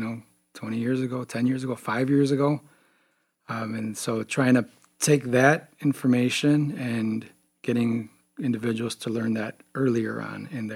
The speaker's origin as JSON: {"language": "English", "town": "Chicago", "region": "Illinois", "country": "United States", "tie": "born or raised there", "also_born_or_lived": "Wisconsin / Champaign, Illinois", "said": "born and raised in Chicago, far south side of Chicago"}